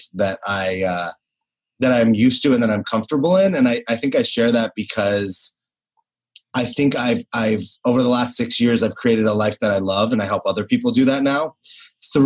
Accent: Los Angeles, California, United States; also born or lived in New York City; I was born and raised in Los Angeles

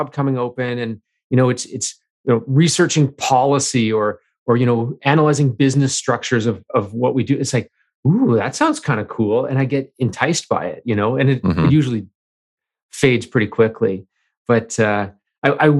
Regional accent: New Brunswick, Canada; moved away as an adult; now in British Columbia, Canada; I grew up on the East Coast of Canada in New Brunswick

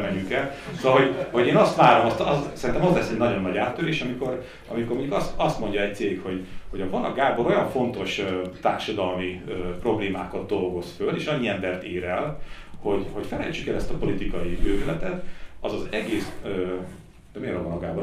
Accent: Hungary; now in Budapest, Hungary; vidéki vagyok, és gyakran mentem haza

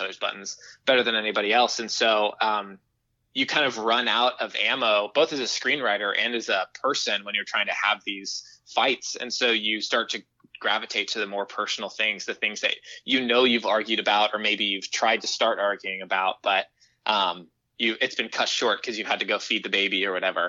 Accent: Houston, Texas, United States; now in Chicago, United States; I'm actually calling you from my childhood bedroom at my parents' house

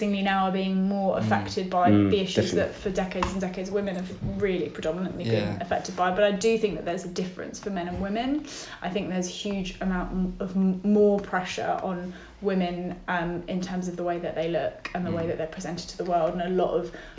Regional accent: London, United Kingdom; I was brought up in North London in a Jewish family

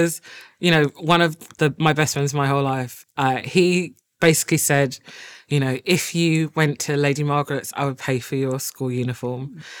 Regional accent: London, United Kingdom; when I grew up in Walthamstow

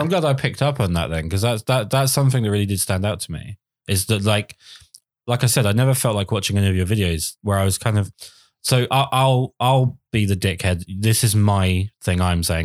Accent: United Kingdom; I'm British

